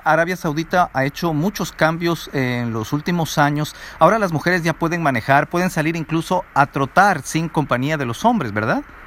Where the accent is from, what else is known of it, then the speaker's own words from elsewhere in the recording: Ecuador; lo que nosotros estamos acostumbrados como latinos, como ecuatorianos.